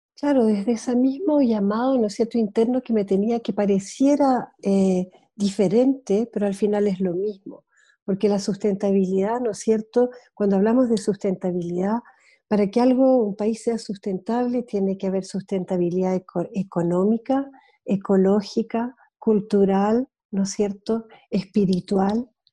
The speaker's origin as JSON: {"language": "Spanish", "country": "Switzerland", "tie": "born or raised there", "also_born_or_lived": "Easter Island", "moved": "as an adult", "said": "me crié en Suiza gran parte de mi infancia y adolescencia y vida de joven adulta"}